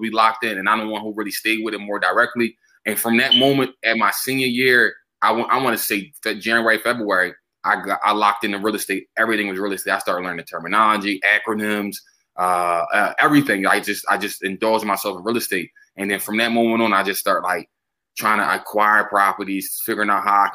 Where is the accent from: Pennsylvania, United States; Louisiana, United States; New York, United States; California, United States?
Pennsylvania, United States; Philadelphia; I'm from North Philly, born and raised